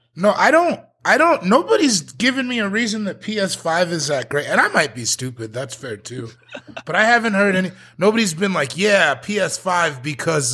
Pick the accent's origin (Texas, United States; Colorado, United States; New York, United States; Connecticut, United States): Colorado, United States; I'm from Colorado